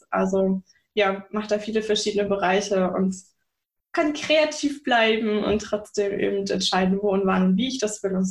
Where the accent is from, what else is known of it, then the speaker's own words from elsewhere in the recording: Bavaria, Germany; Ist meine Wahlheimat, eigentlich bin ich aus Bayern, und bis aufs Wetter ist es hier auch mega schön.